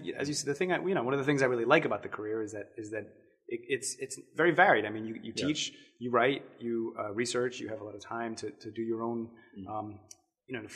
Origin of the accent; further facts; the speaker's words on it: Boston, Massachusetts, United States; also born or lived in Washington, D.C.; I grew up in Boston, mostly Boston and Washington, D.C.